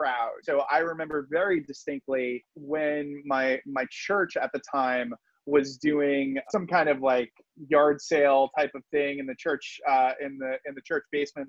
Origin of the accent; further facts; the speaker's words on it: Providence, Rhode Island, United States; I'm originally from Rhode Island. I was living in Providence